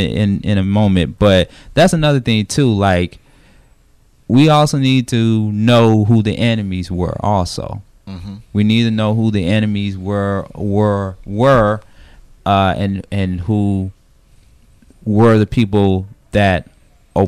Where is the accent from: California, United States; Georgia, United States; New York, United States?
Georgia, United States; Atlanta; I'm from Atlanta as well, too